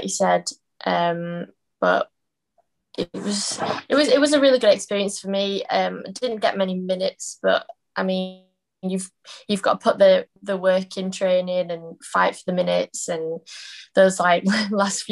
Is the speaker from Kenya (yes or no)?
no; Leeds, Yorkshire and the Humber, United Kingdom; accent: Yorkshire twang; moved away as an adult; also born or lived in Sheffield; now in Newcastle, United Kingdom; So born in Leeds, and then yeah, just stayed growing up in Leeds